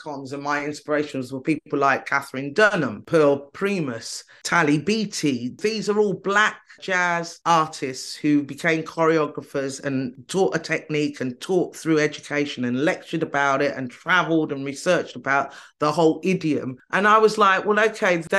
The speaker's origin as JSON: {"language": "English", "country": "United Kingdom", "said": "I'm Brit"}